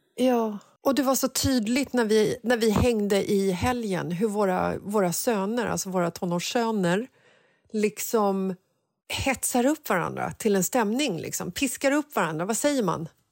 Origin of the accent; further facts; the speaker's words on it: Stockholm, Stockholm County, Sweden; jag är uppvuxen i Bagarmossen